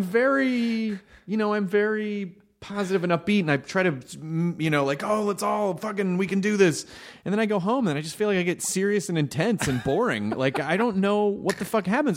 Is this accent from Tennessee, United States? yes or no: yes; Memphis, Tennessee, United States; moved away; also born or lived in Louisville, Kentucky; I was born in Louisville, Kentucky, and I grew up in Memphis